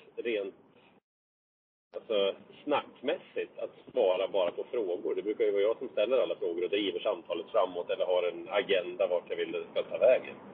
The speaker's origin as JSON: {"language": "Swedish", "town": "Vinnersjö", "region": "Gävleborg County", "country": "Sweden", "tie": "born or raised there", "also_born_or_lived": "Hedesunda", "said": "Jag är ju född i Vinnersjö, heter det. Det ligger okay. ingenstans egentligen. Det ligger mellan Hedesunda och Gysinge."}